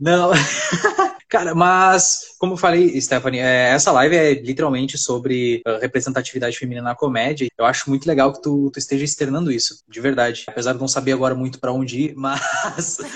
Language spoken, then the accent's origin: Portuguese; Santa Maria, Brazil; moved away; minha cidade de Santa Maria, uh, eh, Santa Maria pra ter minha cidade natal